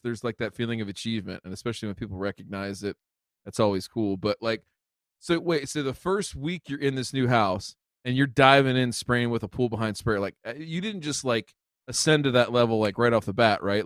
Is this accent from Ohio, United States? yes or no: yes; Ohio, United States; my home state.